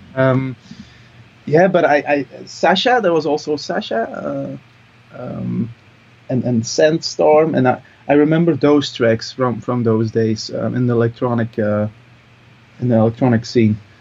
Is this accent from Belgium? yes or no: yes; Mol, Flanders, Belgium; English is a second language; I'm from uh, from Mol. That's uh, a little town um, in Antwerp